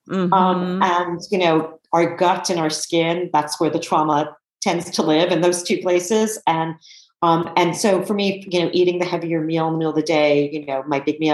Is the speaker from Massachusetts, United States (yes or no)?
no; New York City, New York, United States; I grew up in New York City